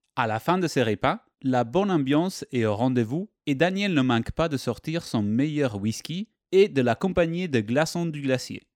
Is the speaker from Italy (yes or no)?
yes; Italy; accent: Italian; mon petit accent vient d'Italie